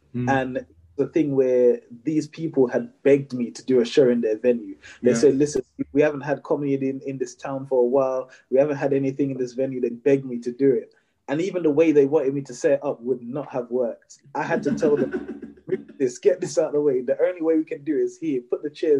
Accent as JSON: {"language": "English", "country": "Jamaica", "said": "I'm Jamaican"}